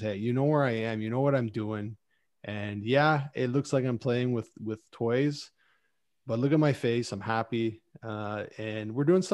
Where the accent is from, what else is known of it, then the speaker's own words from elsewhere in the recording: Mississauga, Ontario, Canada; I grew up in Mississauga